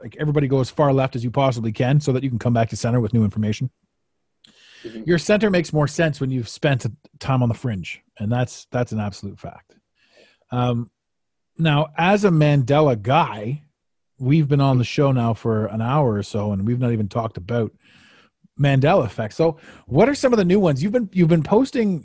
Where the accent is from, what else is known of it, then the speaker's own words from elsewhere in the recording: Canada; growing up in Canada